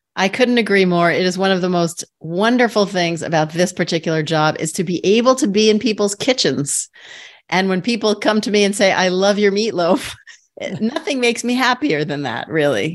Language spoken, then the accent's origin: English; New York City, New York, United States; I grew up in Queens